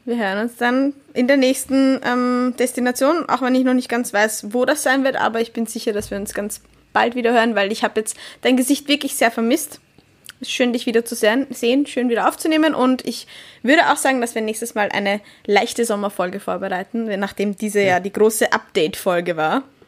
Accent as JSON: {"language": "German", "region": "Vienna", "country": "Austria", "said": "als Wienerin"}